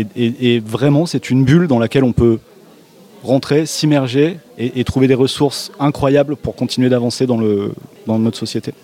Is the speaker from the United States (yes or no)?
no; Périgord Noir, near Sarlat, Nouvelle-Aquitaine, France; je suis du Périgord Noir, donc de Sarlat, en Périgord Noir, proche de Sarlat